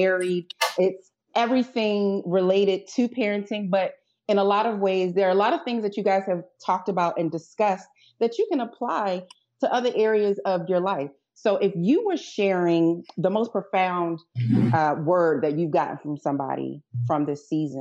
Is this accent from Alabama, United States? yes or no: no; Baltimore, Maryland, United States; accent: Baltimore; I'll try to turn down the Baltimore, as these two constantly remind me that I sound like I'm from Baltimore